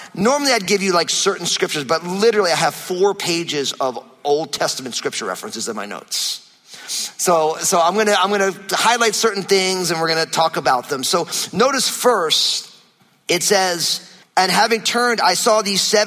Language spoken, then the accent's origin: English; New Jersey, United States; moved away; my home state of New Jersey